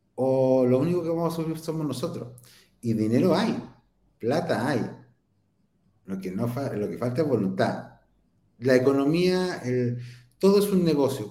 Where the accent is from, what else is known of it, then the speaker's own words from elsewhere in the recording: Concepción, Biobío, Chile; nosotros somos de Concepción